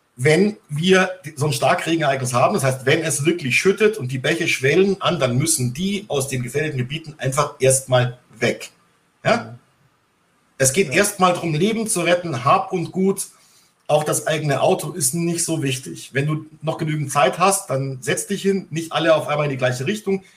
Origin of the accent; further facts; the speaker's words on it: Bavaria, Germany; ich bin ja in Bayern aufgewachsen, also auf dem Land